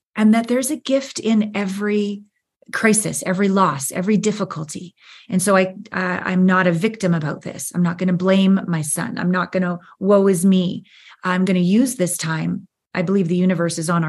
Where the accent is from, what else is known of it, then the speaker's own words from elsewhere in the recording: Canada; moved away as an adult; also born or lived in Los Angeles / Japan / New York; I'm from Canada. I'd moved to LA to be a dancer and a model